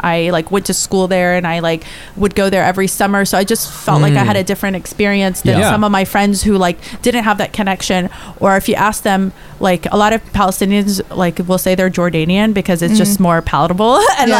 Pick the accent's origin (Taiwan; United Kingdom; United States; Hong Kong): United Kingdom; Yeah, they're British. Yeah, we're British, actually.